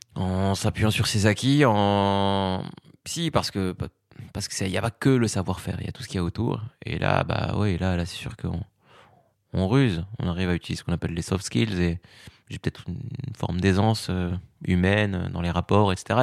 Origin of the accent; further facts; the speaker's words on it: Fez, Fès-Meknès, Morocco; now in Paris, France; j'ai grandi au Maroc